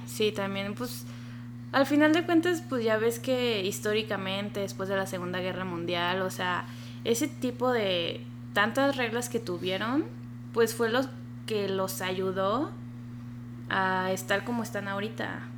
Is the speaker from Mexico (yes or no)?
yes; Mexico; moved away as an adult; now in Japan